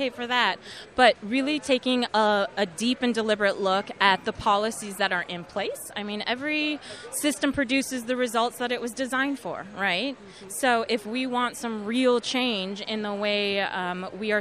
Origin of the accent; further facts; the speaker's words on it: St. Joseph, Minnesota, United States; I'm from St. Joe, the Collegeville area. When my school was so small that we didn't have a high school, I'd be bussed into St. Cloud